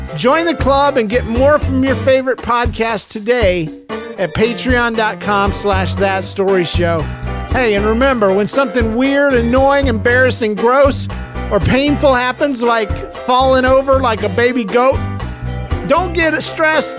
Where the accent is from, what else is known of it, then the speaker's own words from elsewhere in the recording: Florida, United States; I'm from Florida